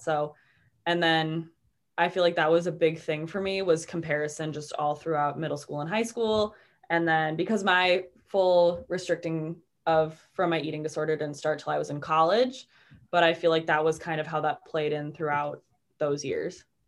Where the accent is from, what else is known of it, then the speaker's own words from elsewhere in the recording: Waukegan, Illinois, United States; also born or lived in Kenosha, Wisconsin / Milwaukee, Wisconsin; I live in Waukegan, Illinois